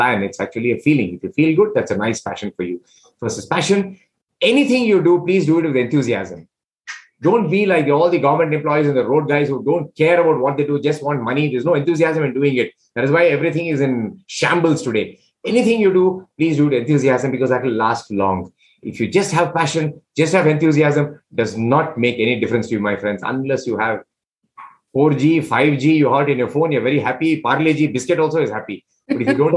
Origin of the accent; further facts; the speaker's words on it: India; I'm from India